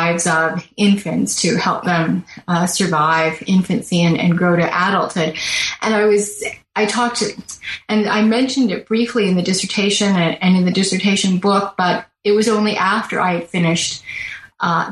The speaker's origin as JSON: {"language": "English", "town": "Toronto", "region": "Ontario", "country": "Canada", "tie": "born or raised there", "said": "I was born in Toronto. I spent much of my life in Toronto, so I'm very much a city person"}